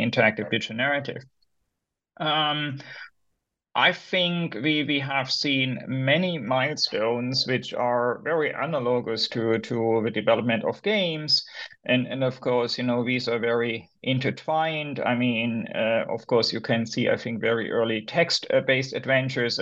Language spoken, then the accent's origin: English; Germany; moved away as an adult; also born or lived in Berlin / United States; I'm originally from Germany